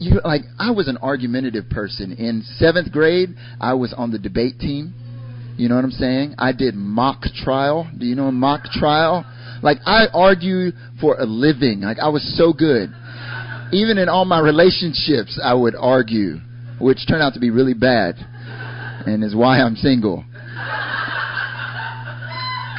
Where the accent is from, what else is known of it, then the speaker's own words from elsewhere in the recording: North Carolina, United States; moved away as an adult; also born or lived in Korea; now in South Korea; I'm from North Carolina originally. I've lived in Korea for, it'll be 6 years now